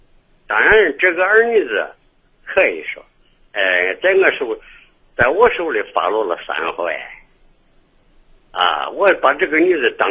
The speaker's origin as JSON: {"language": "Chinese", "region": "Henan", "country": "China", "accent": "Henan dialect", "said": "我原籍是河南人。"}